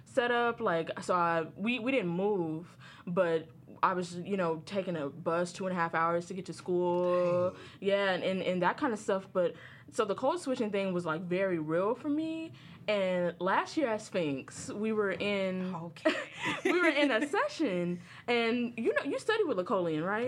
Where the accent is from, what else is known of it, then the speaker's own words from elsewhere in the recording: Inglewood, California, United States; I'm from Inglewood, California